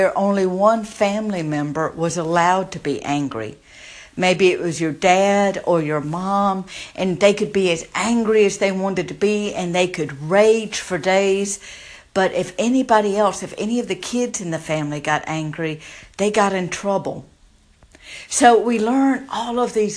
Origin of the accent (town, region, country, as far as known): the South, United States; born or raised there